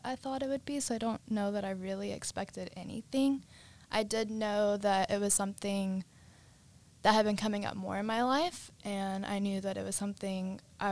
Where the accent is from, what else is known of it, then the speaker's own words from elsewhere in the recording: Cleburne, Texas, United States; now in Austin, United States; I'm from Cleburne, Texas, which is a really small town kind of near Fort Worth